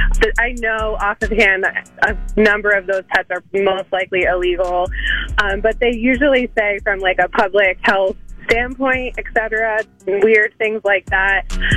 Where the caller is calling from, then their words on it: Drexel Hill, Pennsylvania, United States; I'm calling from Drexel Hill.